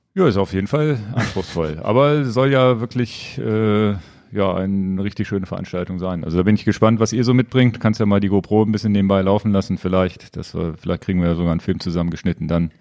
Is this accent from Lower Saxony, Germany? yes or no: yes; Lower Saxony, Germany; als Niedersachse